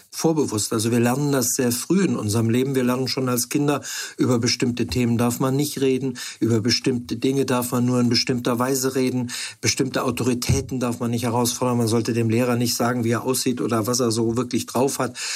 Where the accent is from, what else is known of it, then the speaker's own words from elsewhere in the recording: Freiburg, Baden-Württemberg, Germany; also born or lived in Hamburg; now in Stendal, Germany; Ich bin in Freiburg aufgewachsen, habe an verschiedenen Orten studiert, lange in Hamburg gelebt und jetzt seit zehn Jahren in Stendal.